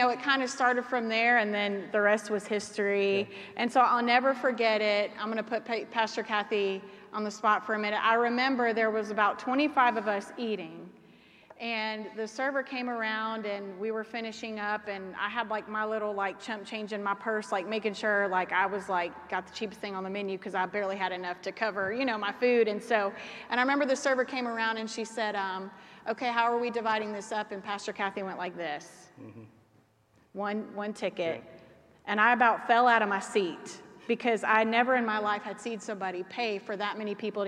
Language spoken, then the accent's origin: English; Georgia, United States; moved away as an adult; now in Oklahoma, United States; my hometown in Georgia